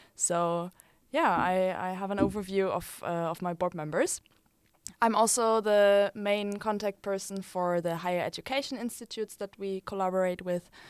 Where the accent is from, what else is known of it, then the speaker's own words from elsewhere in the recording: Germany; now in Utrecht, Netherlands; I'm from Germany